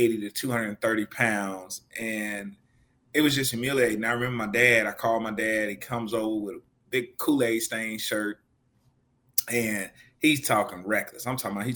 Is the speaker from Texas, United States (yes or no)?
yes; Houston, Texas, United States; growing up in Greens Point and just around the city